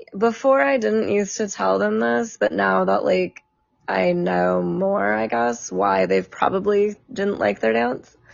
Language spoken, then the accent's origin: English; San Diego, California, United States; I'm from San Diego